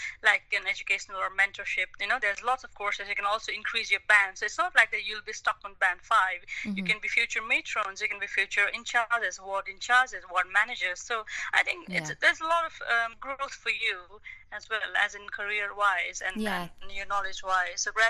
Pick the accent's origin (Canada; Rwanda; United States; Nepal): Nepal; moved away as an adult; now in London, United Kingdom; my home country in Nepal